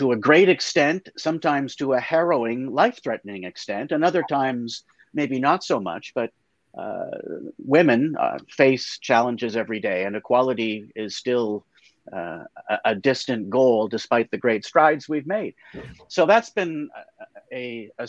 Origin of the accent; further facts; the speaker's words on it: Canada; I am a Canadian. I've lived all of my 62 years, which I find hard even to enunciate out loud, but it's been that long, in Canada